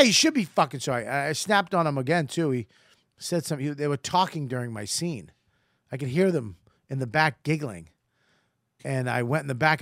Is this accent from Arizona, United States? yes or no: no; Boston, Massachusetts, United States; I'm from Boston.